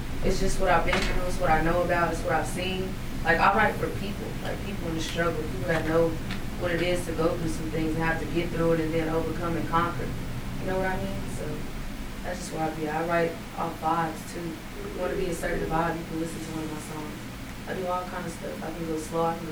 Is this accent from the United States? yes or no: yes; Wichita, Kansas, United States; moved away as an adult; also born or lived in California / Texas; I'm from Wichita, Kansas originally